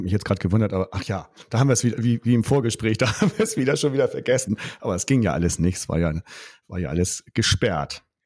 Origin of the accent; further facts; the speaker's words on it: Germany; Bei uns in Deutschland